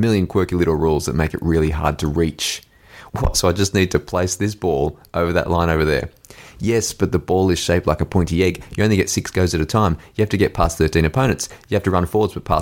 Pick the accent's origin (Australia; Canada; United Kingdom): Australia; As an Australian of a certain generation